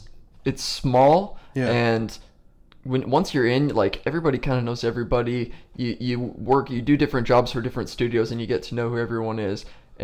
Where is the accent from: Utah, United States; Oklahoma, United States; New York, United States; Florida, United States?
Utah, United States; a town just outside of Salt Lake City; moved away as an adult; now in Los Angeles, United States; And I grew up in a town just outside of Salt Lake City.